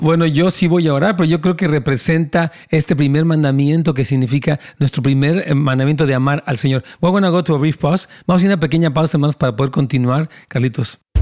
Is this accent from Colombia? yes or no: no; Mexico City, Mexico; Yo también soy capitalino